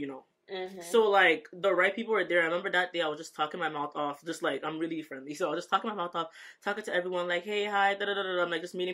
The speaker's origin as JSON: {"language": "English", "town": "Toronto", "region": "Ontario", "country": "Canada", "moved": "as an adult", "lives_now": "United States", "said": "So I'm from Toronto, Canada. So I'm here, like, now in the States. I just moved here January 2023"}